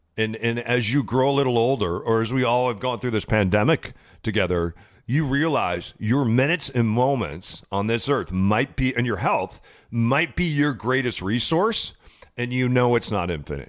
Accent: Midwest, United States; Growing up in the Midwest, uh, you know, my grandma was what they would call a secretary then

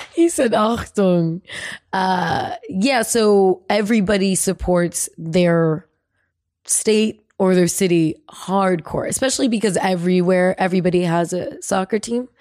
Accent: California, United States; from California.

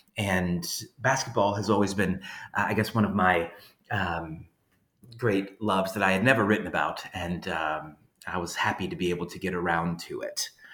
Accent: Louisiana, United States; moved away as an adult; now in Georgia, United States; even though I'm from Louisiana, um, I've lived in Georgia for the past 13 years. And even before that, when I grew up in Louisiana

